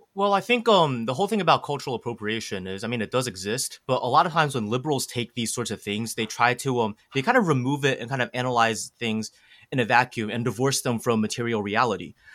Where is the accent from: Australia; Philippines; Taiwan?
Taiwan; I'm from Taiwan